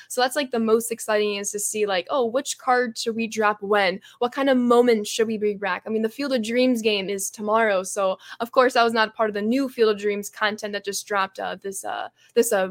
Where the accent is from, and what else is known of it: Chicago, Illinois, United States